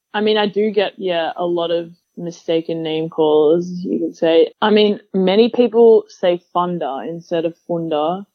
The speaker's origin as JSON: {"language": "English", "town": "Melbourne", "region": "Victoria", "country": "Australia", "tie": "born or raised there", "also_born_or_lived": "Utah, United States", "moved": "as an adult", "said": "growing up in Australia"}